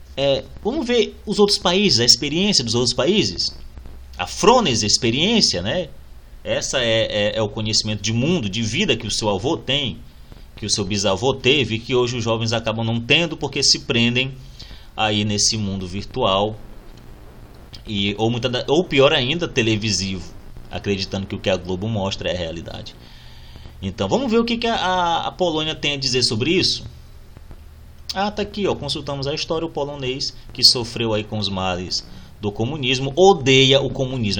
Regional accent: Brazil; nos define como brasileiros

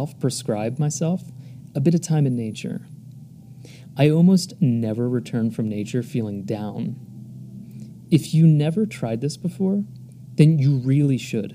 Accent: United States; moved away as an adult; when I was growing up in the United States.

